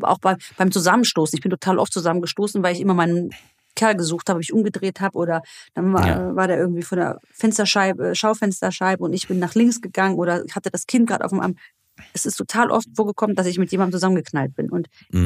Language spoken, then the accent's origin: German; Germany; bei uns in Deutschland